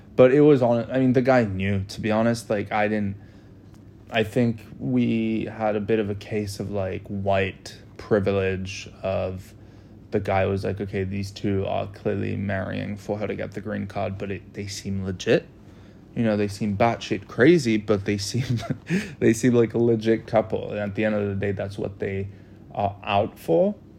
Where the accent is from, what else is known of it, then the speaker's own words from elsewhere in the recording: United States; I'm the American citizen